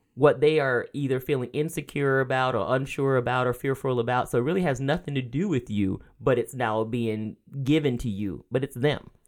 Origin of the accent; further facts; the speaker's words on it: rural Georgia, United States; moved away; I grew up in the South